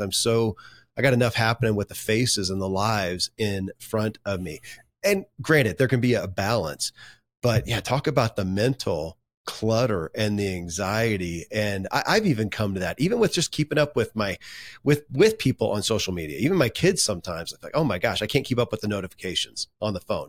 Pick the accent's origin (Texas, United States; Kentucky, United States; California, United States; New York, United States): Kentucky, United States; born or raised there